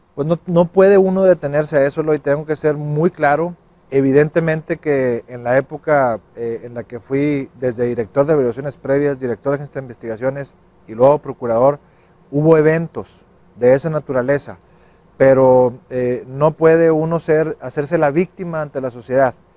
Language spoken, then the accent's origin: Spanish; Nuevo León, Mexico; los que somos de Nuevo León